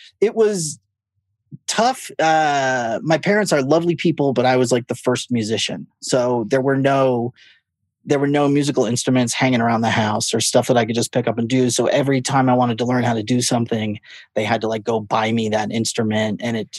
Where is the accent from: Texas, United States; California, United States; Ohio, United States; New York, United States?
California, United States; Fullerton; born there; I was born in Fullerton, California, Orange County. My parents live there.